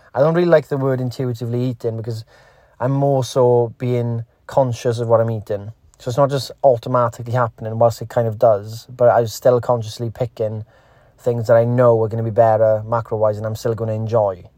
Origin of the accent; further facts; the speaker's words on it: Wales, United Kingdom; Wales, in, in Great Britain